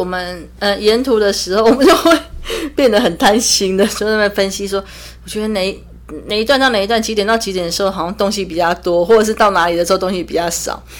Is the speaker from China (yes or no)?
no; Taiwan; 身为台湾人必做的十项是这一项是我我还蛮赞同的